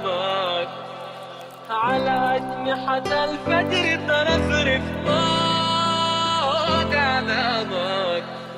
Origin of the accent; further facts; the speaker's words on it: Sudan; my home country in Sudan